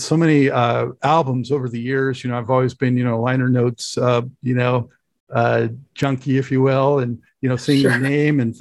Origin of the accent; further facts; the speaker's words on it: Los Angeles, California, United States; moved away as an adult; I'm from LA originally, but I've been away from there for about 16 years now